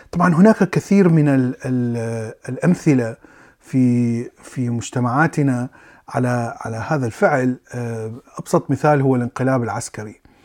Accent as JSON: {"language": "Arabic", "country": "Iraq", "tie": "born or raised there", "said": "ولدت وعشت في العراق"}